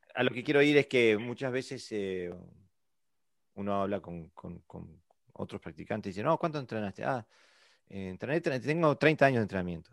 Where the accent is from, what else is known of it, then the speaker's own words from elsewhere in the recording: Uruguay; now in Denmark; yo vengo de Uruguay, eh, Sudamérica. Y vivo en Dinamarca